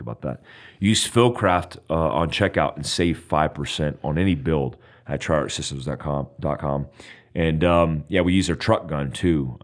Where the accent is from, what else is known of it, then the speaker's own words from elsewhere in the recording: United States; I'm American